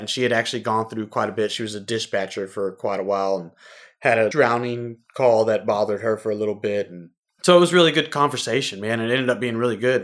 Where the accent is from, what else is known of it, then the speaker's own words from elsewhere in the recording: Houston, Texas, United States; Born and raised in Houston, Texas